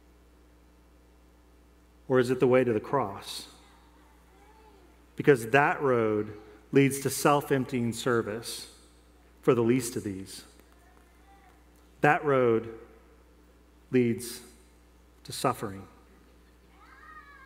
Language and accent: English; Denver, Colorado, United States; I grew up in Denver